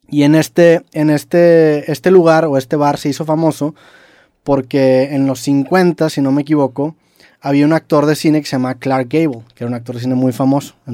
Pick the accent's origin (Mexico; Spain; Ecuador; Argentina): Mexico; somos de México